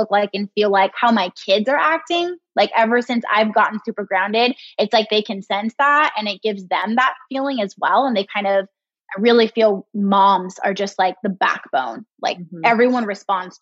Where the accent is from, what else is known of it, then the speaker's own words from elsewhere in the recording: California, United States; moved away as an adult; also born or lived in Midwest; I moved away from California. That's been my home since I was born, except for a quick 18-month spell in the Midwest for Brian's old job